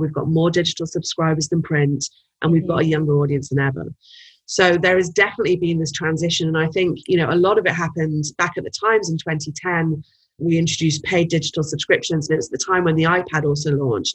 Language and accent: English; United Kingdom; moved away as an adult; now in United States; as a as a Brit coming to the US